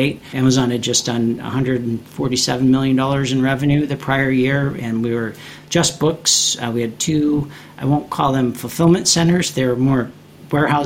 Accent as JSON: {"language": "English", "town": "Chicago", "region": "Illinois", "country": "United States", "tie": "born or raised there", "also_born_or_lived": "Singapore", "said": "I grew up in Chicago."}